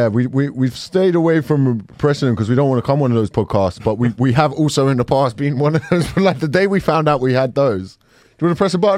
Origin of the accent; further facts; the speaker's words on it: Nigeria; no, because if I'm Nigerian and I get it wrong, it's extra bad.